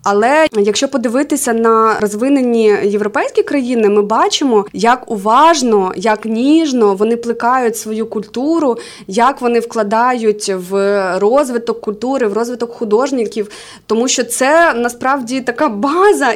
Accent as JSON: {"language": "Ukrainian", "region": "Khmelnytskyi Oblast", "country": "Ukraine", "tie": "born or raised there", "also_born_or_lived": "Kyiv", "moved": "as an adult", "lives_now": "Dnipro, Ukraine", "said": "Я взагалі з родом з Хмельницького. Там зараз живуть мої батьки, мій брат"}